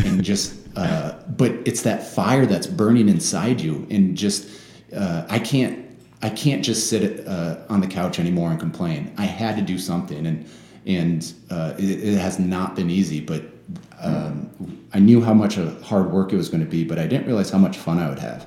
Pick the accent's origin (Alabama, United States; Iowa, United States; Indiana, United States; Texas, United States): Iowa, United States; Sioux City; moved away as an adult; I was raised in Sioux City